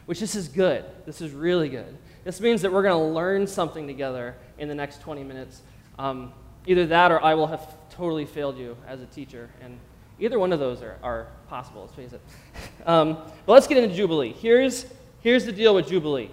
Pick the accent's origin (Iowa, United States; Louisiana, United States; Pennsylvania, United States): Pennsylvania, United States; moved away as an adult; also born or lived in Los Angeles, California; I grew up in Pennsylvania